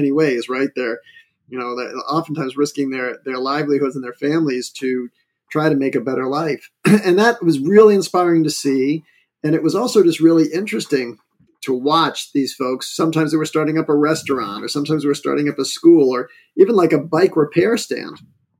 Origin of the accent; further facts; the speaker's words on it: Wellesley, Massachusetts, United States; I grew up in Wellesley, Massachusetts.